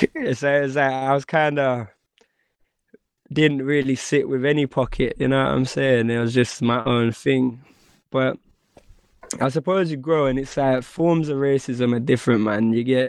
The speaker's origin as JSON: {"language": "English", "town": "Northampton", "region": "East Midlands", "country": "United Kingdom", "tie": "born or raised there", "said": "when you're like the minority in Northampton's, it's not even, the percentage is crazy"}